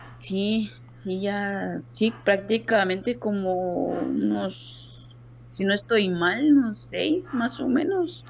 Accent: Zapotitlán, Jutiapa, Guatemala; yo soy originaria de un municipio Zapotitlán, Jutiapa. No soy de mero Jutiapa, entonces con orgullo digo, soy de Zapotitlán

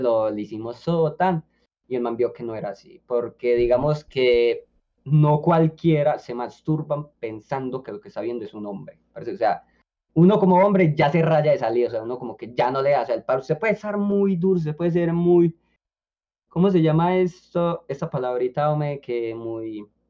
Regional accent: Colombia; now in Medellín, Colombia; yo era colombiano, que yo estaba acá en Medellín

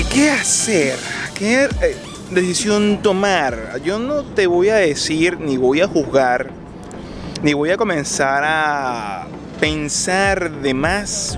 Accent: Venezuela; moved away as an adult; cuando se decidió que había que salir de Venezuela, yo personalmente me dije que yo no estimo que vaya a regresar a mi país de origen

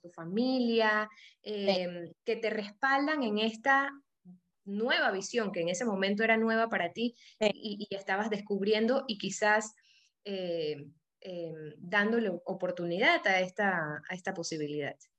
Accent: Panama; moved away as an adult; now in Guayaquil, Ecuador; yo soy panameña, tengo 10 años viviendo en, Guayaquil

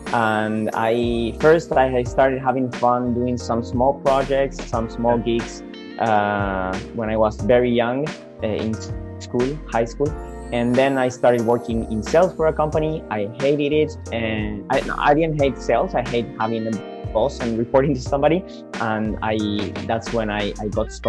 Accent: Argentina; moved away as an adult; now in Australia; mostly back in Argentina, my home country, but also here in Australia, since I've been living here for the last 4 years

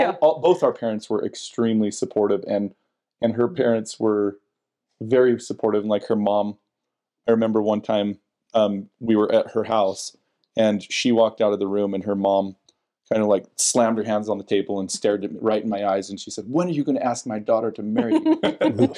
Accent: West Jordan, Utah, United States; also born or lived in West Valley City, Utah / Sandy, Utah / Murray, Utah / Draper, Utah; I grew up originally in West Jordan, West Valley, bounced around

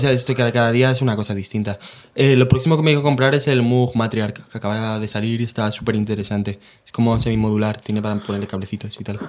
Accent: San Juan, Spain; moved away; mi pueblo natal, San Juan

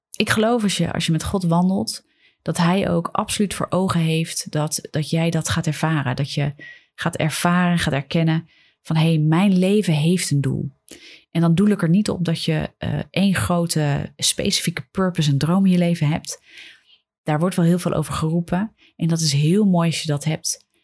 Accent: Netherlands; wij hier in Nederland

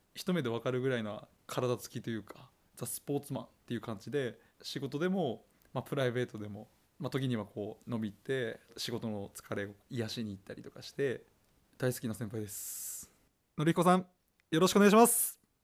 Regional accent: Nikaho, Akita, Japan; 私は高校卒業後地元このーに住みたいという思いが強くて地元に就職しました生まれ育った町

